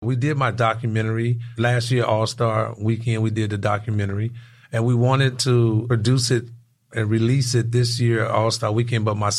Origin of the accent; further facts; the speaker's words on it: Robbins, Illinois, United States; also born or lived in Chicago; So we're actually doing an event in my hometown, Robbins, Illinois.